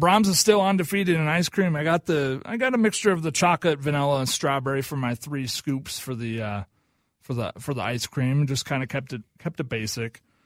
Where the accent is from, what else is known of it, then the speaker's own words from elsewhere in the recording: Oklahoma, United States; now in Minnesota, United States; I'm from Oklahoma